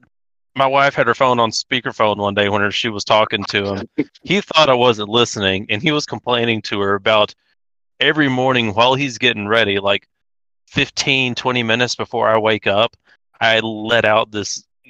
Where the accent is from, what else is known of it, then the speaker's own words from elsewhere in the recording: Nashville, Arkansas, United States; moved away as an adult; also born or lived in Boise, Idaho; now in Kentucky, United States; I was raised in Southwest Arkansas. My hometown is a small town called Nashville, Arkansas.